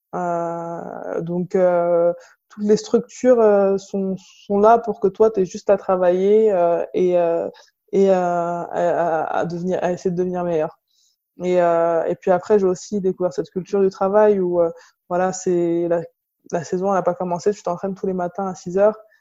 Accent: La Courneuve, Île-de-France, France; j'ai grandi à La Courneuve, en Seine-Saint-Denis

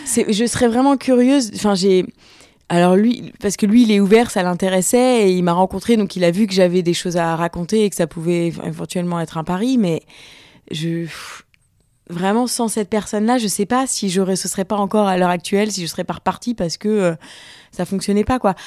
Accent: France; also born or lived in Tanzania; Je suis française, je, me sens française

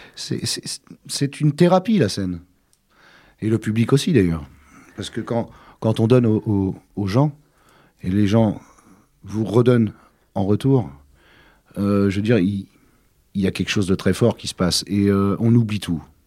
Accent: Côtes-d'Armor, Brittany, France; mon enfance s'est passée en Bretagne en général. Mais euh, oui, plus, euh, un peu plus particulièrement dans les Côtes d'Armor, Puisque c'est là que je suis né

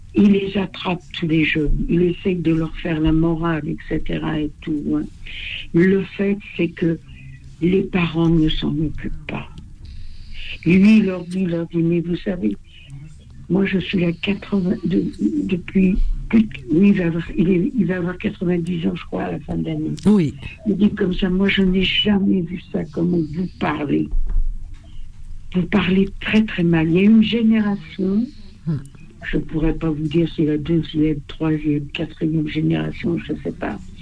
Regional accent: France; also born or lived in Val-d'Oise (95); Nous, en tant que Français, on faisait des crêpes

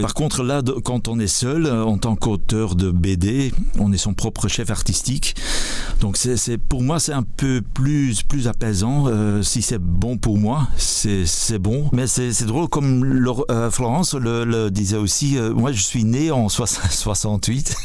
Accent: Flanders, Belgium; je suis flamand

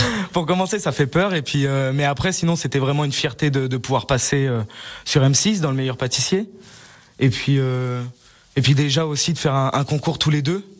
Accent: Sallanches, Auvergne-Rhône-Alpes, France; also born or lived in Lyon; je suis je suis né à Salanches

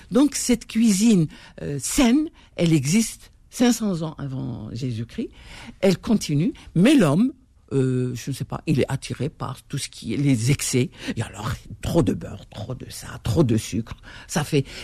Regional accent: Algeria; Euh, il le faut, Parce qu'on est algérien quand même.

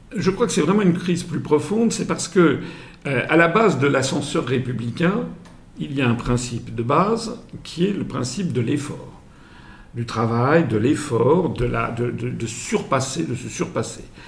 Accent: France; je suis français, euh, mes, quatre grands-parents venaient des quatre coins de France.

